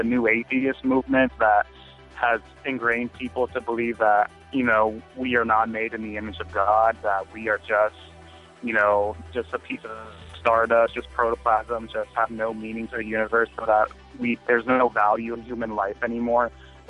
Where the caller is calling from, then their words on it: Laredo, Texas, United States; I'm calling from Laredo, Texas.